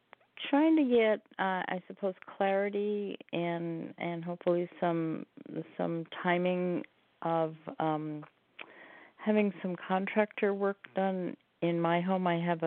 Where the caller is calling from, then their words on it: Oregon, United States; And I'm calling from Oregon.